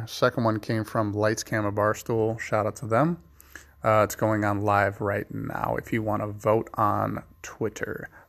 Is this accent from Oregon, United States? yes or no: no; San Francisco, California, United States; I'm from San Francisco. I like dried apricots.